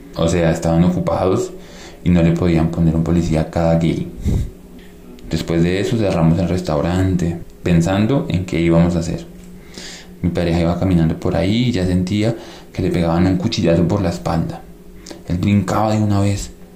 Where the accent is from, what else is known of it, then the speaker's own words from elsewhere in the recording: Colombia; moved away as an adult; venimos del país del Sagrado Corazón